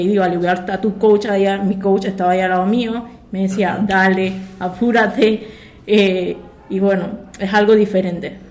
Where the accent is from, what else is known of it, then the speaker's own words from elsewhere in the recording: Chiriquí, Panama; also born or lived in Miami; yo soy de Chiriquí